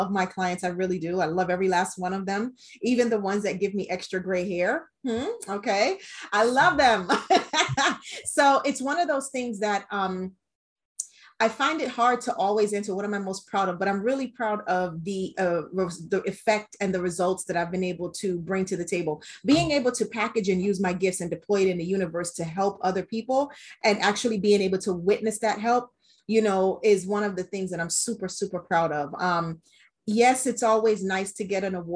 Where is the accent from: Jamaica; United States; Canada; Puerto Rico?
Jamaica; I am a Jamaican woman in an industry that is not dominated by Jamaican women